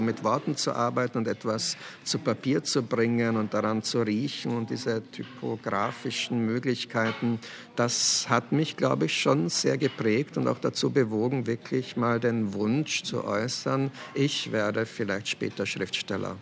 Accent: Laa an der Thaya, Lower Austria, Austria; also born or lived in Brno, Czech Republic; Also ich bin im Weinviertel zur Schule gegangen, also bin ich eher ein Weinviertler Autor, ganz sicher kein Wiener Autor

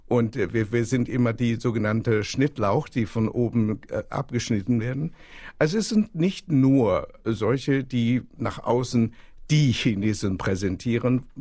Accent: China; Ich erinnere mich noch, ich komme aus China

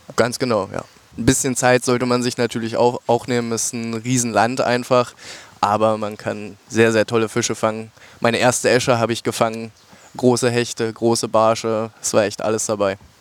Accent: near the border with Brandenburg, Saxony-Anhalt, Germany; ich komme hier aus der Ecke tatsächlich. Sachsen-Anhalt zur Grenze zu Brandenburg

